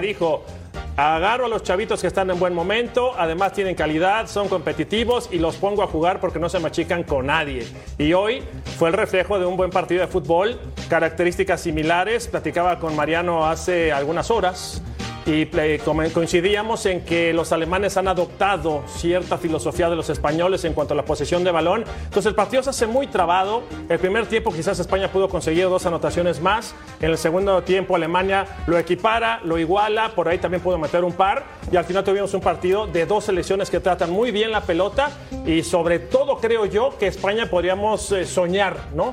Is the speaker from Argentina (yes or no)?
no; Mexico; como mexicano